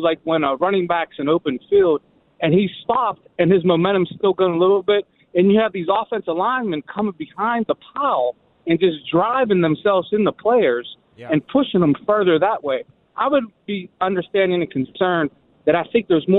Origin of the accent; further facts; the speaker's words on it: Pittsburgh, Pennsylvania, United States; now in Washington, D.C. area, United States; I'm a transplant from Pittsburgh